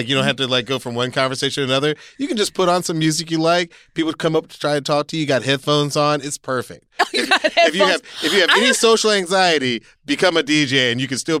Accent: Atlanta, Georgia, United States; so I grew up in Atlanta.

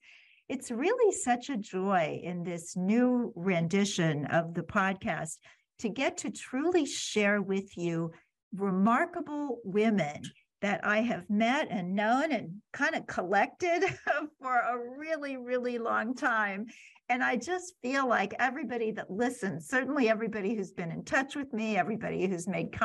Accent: Kansas City, United States; moved away; back in my hometown of Kansas City

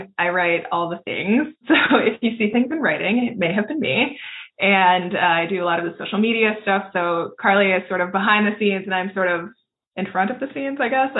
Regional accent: Tampa, Florida, United States; And I'm from Tampa, Florida. That's where I live. Although I am often tuning in from somewhere else.

